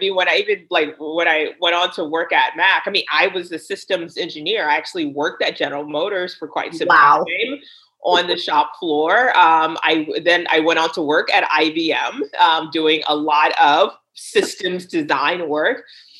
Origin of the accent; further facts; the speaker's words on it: Liberia; also born or lived in United States; I mean, I was born here in the States, but I did live in Liberia for about 8 years, I would say.